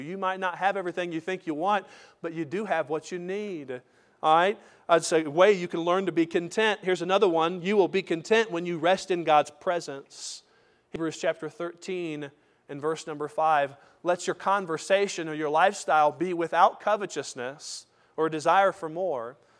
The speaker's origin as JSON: {"language": "English", "country": "United States", "said": "as American Christians"}